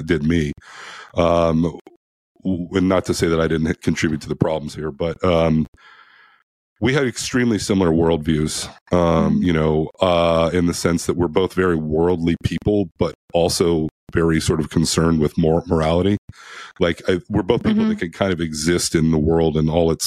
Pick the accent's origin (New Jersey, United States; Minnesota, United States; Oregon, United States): Oregon, United States; I'm from Oregon